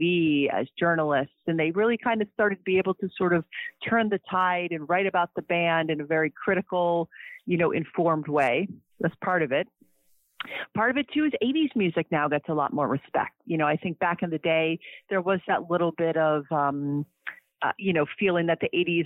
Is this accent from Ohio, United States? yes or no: yes; Cleveland, Ohio, United States; I grew up in Cleveland, Ohio.